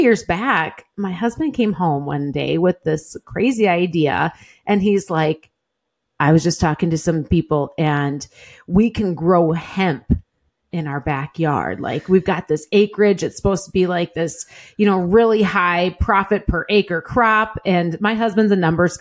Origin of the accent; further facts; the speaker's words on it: southern Wisconsin, United States; now in Green Bay area, United States; grew up, you know, in a little small town in southern Wisconsin, milking cows